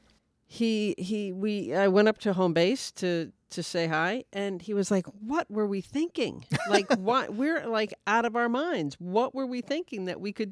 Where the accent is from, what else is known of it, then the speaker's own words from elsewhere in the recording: New York City, New York, United States; I grew up in New York City